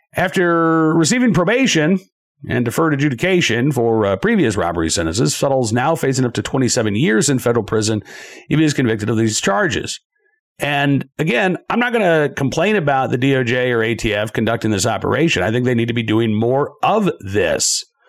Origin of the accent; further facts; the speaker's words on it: Massachusetts, United States; moved away; I was born in the state of Massachusetts